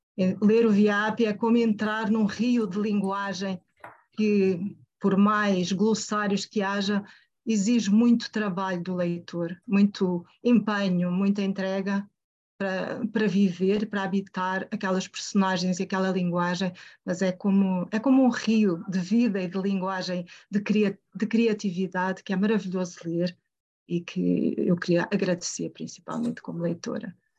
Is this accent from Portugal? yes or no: yes; Portugal; Eu sou portuguesa